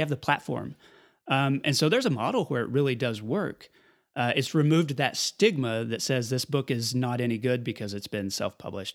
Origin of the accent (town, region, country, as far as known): Amarillo, Texas, United States; born or raised there; also born or lived in Lubbock, Texas